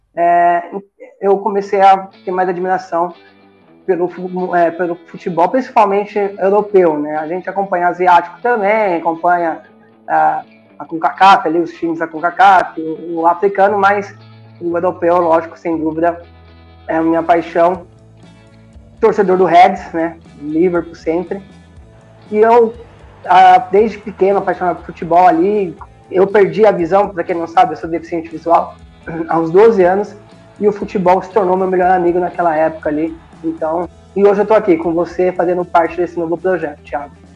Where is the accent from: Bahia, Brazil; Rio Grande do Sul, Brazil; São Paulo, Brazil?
São Paulo, Brazil; Campinas; Sou de Campinas, né, estado de São Paulo